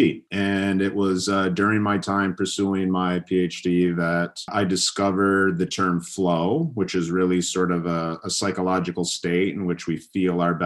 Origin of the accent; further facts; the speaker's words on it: Michigan, United States; I grew up in Michigan, you know, a state in the Midwest of the U.S.